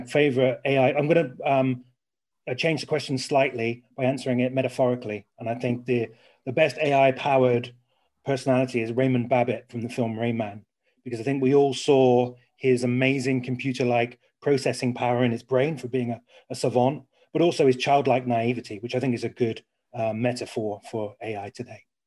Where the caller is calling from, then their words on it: Surrey, South East England, United Kingdom; I am calling from today, Leafy Surrey